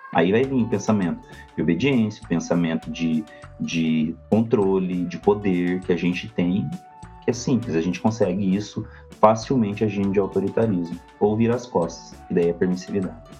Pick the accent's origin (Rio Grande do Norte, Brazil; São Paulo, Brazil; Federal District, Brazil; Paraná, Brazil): Paraná, Brazil; Goioerê; now in São José dos Pinhais, Brazil; Eu sou do interior do Paraná, na verdade, eu sou nascido em Goiuerê, região noroeste do Paraná, mas hoje eu moro em São José dos Pinhais